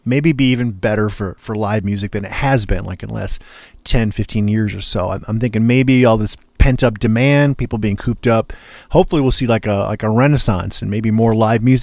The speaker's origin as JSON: {"language": "English", "town": "Ann Arbor", "region": "Michigan", "country": "United States", "tie": "born or raised there", "said": "my hometown of Ann Arbor, Michigan"}